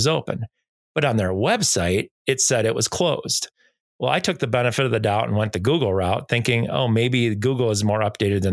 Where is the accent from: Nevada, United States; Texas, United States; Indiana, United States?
Nevada, United States; I'm from Nevada, from the United States